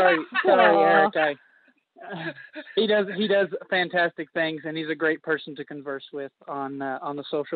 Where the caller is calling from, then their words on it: Oklahoma City, Oklahoma, United States; from Oklahoma City.